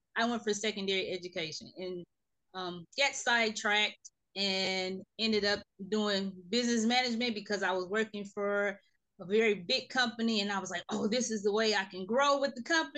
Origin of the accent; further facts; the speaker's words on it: Gary, Indiana, United States; moved away as an adult; now in Houston, United States; I am originally from Gary, Indiana, a city right outside of Chicago